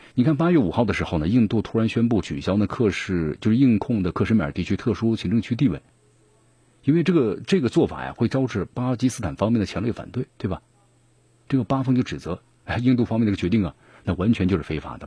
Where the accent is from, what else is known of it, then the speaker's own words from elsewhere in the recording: Sichuan, China; accent: Sichuanese; 咱们四川话